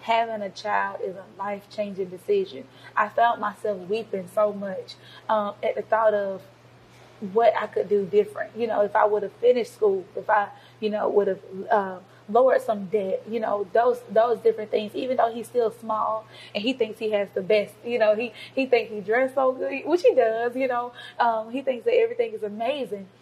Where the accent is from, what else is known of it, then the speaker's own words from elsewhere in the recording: Covington, Georgia, United States; I'm born and raised in Covington, Georgia